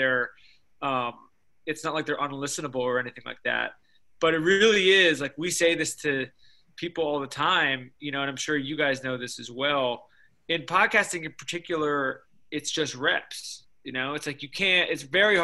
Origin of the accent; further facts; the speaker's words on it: United States; I grew up in New York. My family's all from Chicago.